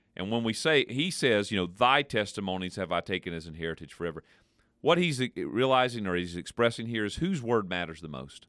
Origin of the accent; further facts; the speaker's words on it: United States; we as particularly American Christians in this Western culture